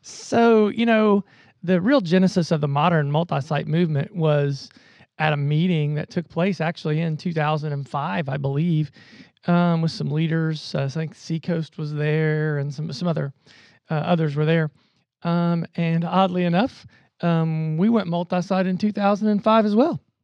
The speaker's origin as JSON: {"language": "English", "region": "Southern Ohio", "country": "United States", "tie": "born or raised there", "also_born_or_lived": "Columbus, Ohio", "said": "grew up in Southern Ohio, came to the Ohio State University"}